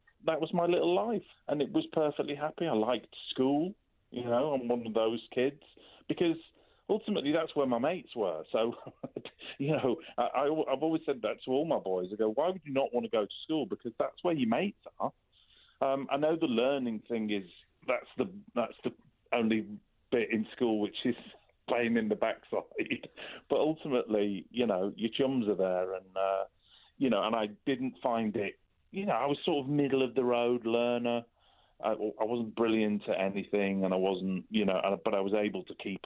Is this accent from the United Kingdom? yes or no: yes; Culcheth, North West England, United Kingdom; I come from, as you say, a little place called Culcheth